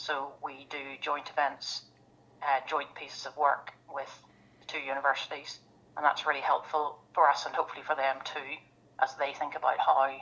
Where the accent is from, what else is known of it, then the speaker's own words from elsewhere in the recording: Belfast, Northern Ireland, United Kingdom; moved away as an adult; also born or lived in England; I grew up in Northern Ireland in Belfast and then studied over in England